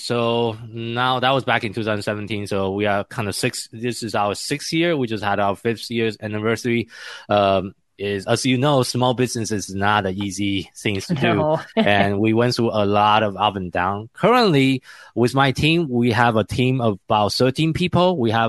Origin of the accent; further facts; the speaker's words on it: Taiwan; English is a second language; moved away; also born or lived in Tokyo, Japan; I'm originally from Taiwan.